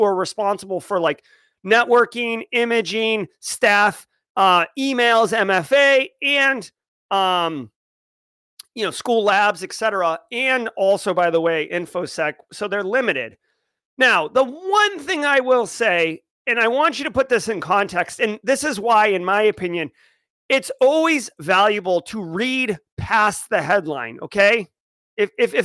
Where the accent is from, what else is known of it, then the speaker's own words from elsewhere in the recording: Massachusetts, United States; I grew up in Massachusetts